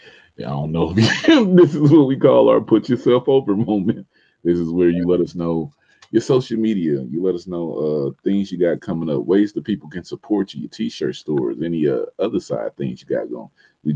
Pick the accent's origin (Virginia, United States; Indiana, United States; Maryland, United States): Indiana, United States; Indianapolis; y'all know I'm from Indianapolis